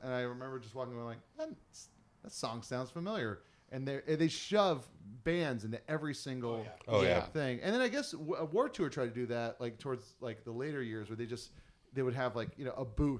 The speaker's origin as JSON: {"language": "English", "region": "Hawaii", "country": "United States", "tie": "born or raised there", "said": "I was born and raised in Hawaii."}